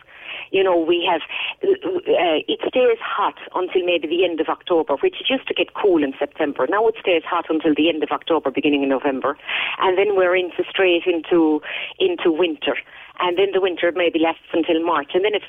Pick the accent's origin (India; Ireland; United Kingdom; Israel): Ireland; Munster; I'm from Kerry.